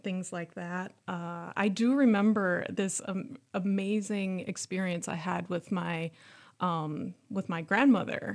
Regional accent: Worthington, Minnesota, United States; moved away; I grew up in a small city in southwest Minnesota called Burlington

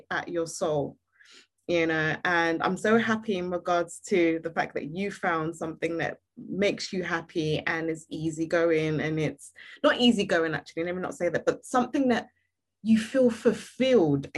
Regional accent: Nigeria; I'm Nigerian

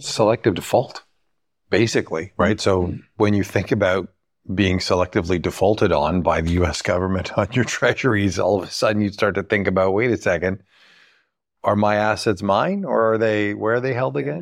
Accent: Canada; being Canadian

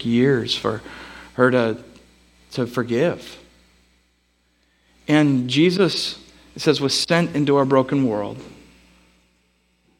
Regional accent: Bellingham, Washington, United States; I'm from Bellingham

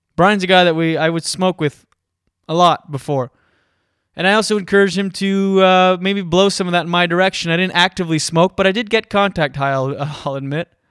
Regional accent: Moncton area, New Brunswick, Canada; now in Toronto, Canada; I'm from Skiduk, so Moncton. That's my hometown

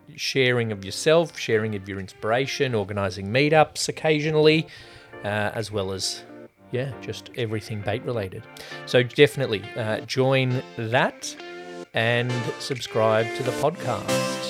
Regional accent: Australia; speaking as Australian

